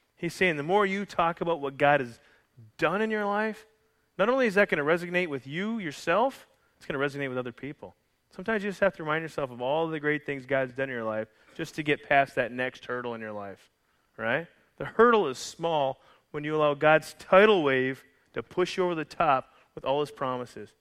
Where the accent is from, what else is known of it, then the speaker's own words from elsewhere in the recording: Calgary, Alberta, Canada; from Calgary, Alberta, Canada.